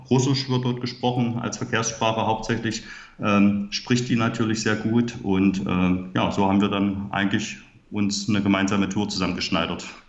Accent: Halle, Saxony-Anhalt, Germany; Ich komme aus Halle Saale in Sachsen-Anhalt, wie man vielleicht meiner Sprache auch anhören kann.

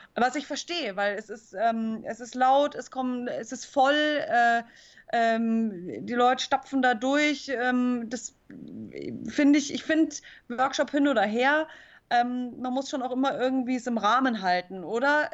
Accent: Munich, Bavaria, Germany; also born or lived in Chiemsee; ich bin in München zur Schule gegangen, aber meine Eltern hatten immer so ein Wochenendhaus hier am Chiemsee

